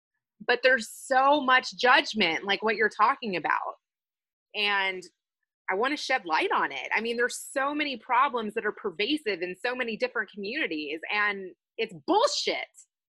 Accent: Kentucky, United States; now in Chicago, United States; I grew up a Jew in Kentucky and didn't feel like I fit in with white or black people there until I went to a youth performing arts school.

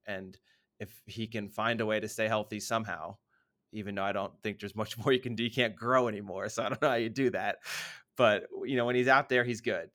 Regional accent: United States; being an American

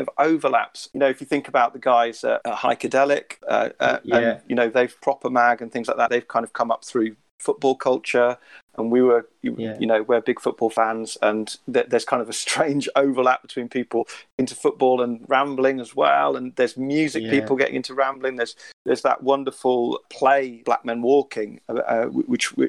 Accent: West Midlands, United Kingdom; I grew up in the West Midlands very much in kind of a suburban, not a rural place at all

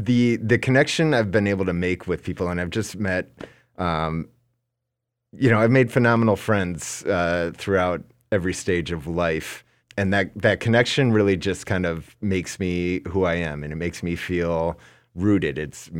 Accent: Minnesota, United States; now in New York, United States; So even though I'm like New Yorker and all of that, like, you know very well, I'm a Minnesota boy through and through.

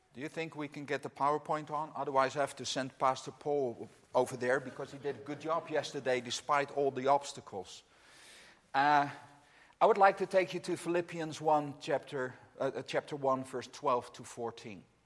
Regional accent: Netherlands; English is a second language; I'm from the Netherlands, as is Anne Marie. That's where we live

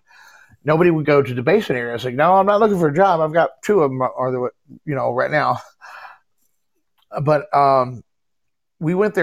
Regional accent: Texas, United States; also born or lived in Galveston, Texas; now in Illinois, United States; I'm originally from Texas, but I live in Illinois now.

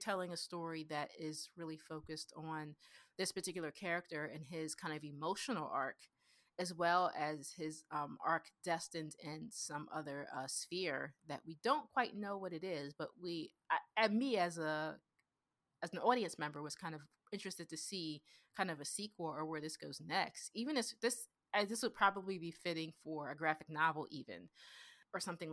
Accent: Pennsylvania, United States; That's where I grew up in Pennsylvania. I grew up very working class and blue collar.

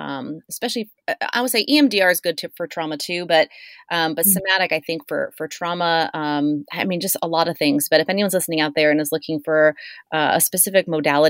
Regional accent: Encinitas, California, United States; we're both from Encinitas. We both grew up in North County, San Diego

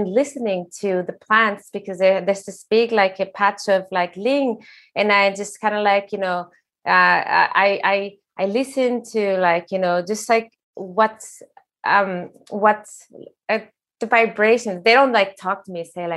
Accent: Sonoran Desert, Mexico; now in Norway; I come from the desert, like I'm from Mexico, I'm from the Sonoran desert.

